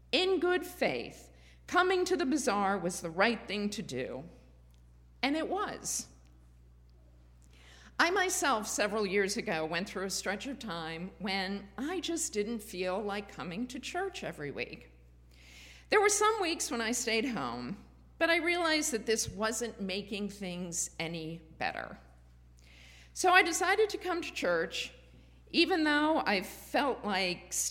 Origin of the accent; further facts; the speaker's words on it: Springfield, Massachusetts, United States; There was also court-ordered busing in Springfield, Massachusetts, where I grew up